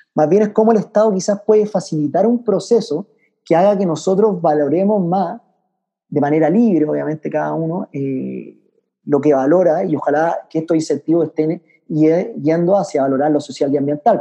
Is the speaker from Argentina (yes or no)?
no; Chile; also born or lived in France / Switzerland; yo siendo chileno